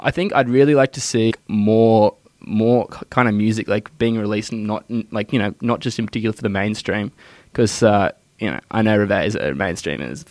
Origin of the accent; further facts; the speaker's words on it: Sydney, New South Wales, Australia; I'm from Glebe